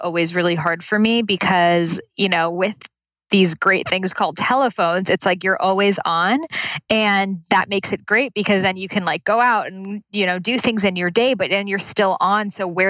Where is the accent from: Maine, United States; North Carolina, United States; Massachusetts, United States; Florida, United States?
Massachusetts, United States; Boston; now in Santa Monica, United States; In Boston.